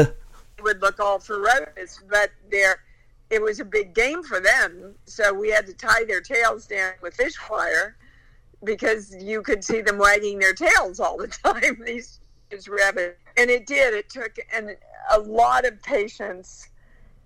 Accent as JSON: {"language": "English", "region": "Kansas", "country": "United States", "tie": "born or raised there", "said": "I was raised in Kansas."}